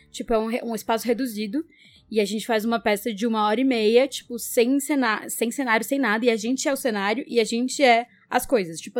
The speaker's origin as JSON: {"language": "Portuguese", "country": "Brazil", "said": "a gente é brasileiro, né?"}